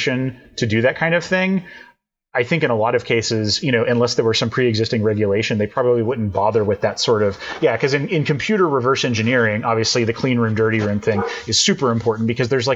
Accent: Texas, United States; moved away as an adult; also born or lived in Madison, Wisconsin; growing up in Texas

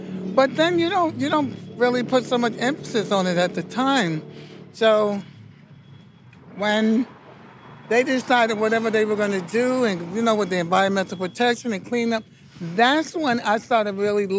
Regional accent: New York City, New York, United States; I grew up in Bushwick.

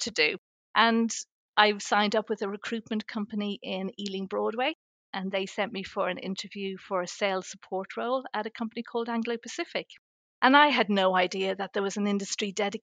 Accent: Ireland; moved away as an adult; also born or lived in Surrey Hills, United Kingdom; now in Surrey, United Kingdom; I was born and raised in Ireland. I moved to the UK 34 years ago

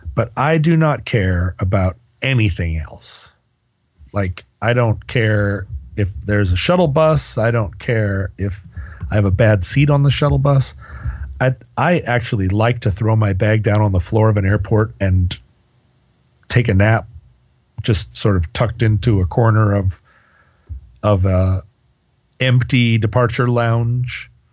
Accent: United States; I'm an American

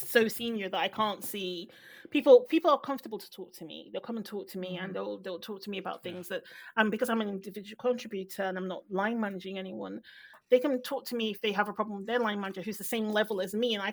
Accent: Nigeria; I'm Nigerian

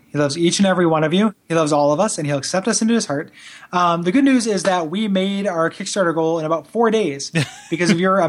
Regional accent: England, United Kingdom; I'm English and me tenses ain't so great.

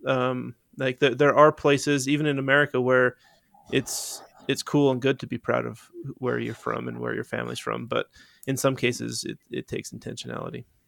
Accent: Utah, United States; I grew up in Utah. I'm a Uton

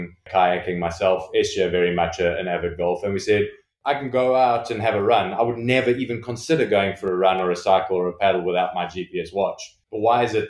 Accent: South Africa; also born or lived in Johannesburg; now in London, United Kingdom; I come from South Africa originally.

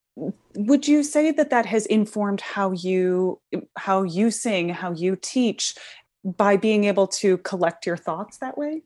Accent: Midwest, United States; growing up in the Midwest

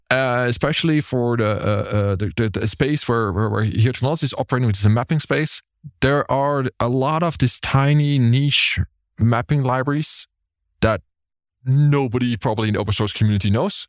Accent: Berlin, Germany; it's in my hometown

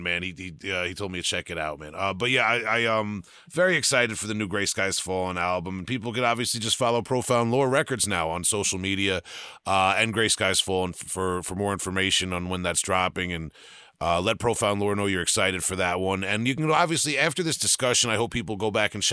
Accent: Long Island, New York, United States; I'm from Long Island. I grew up around a lot of real blue collar, very street

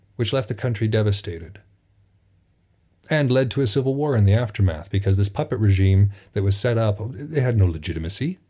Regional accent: United States; It is strange now being an American

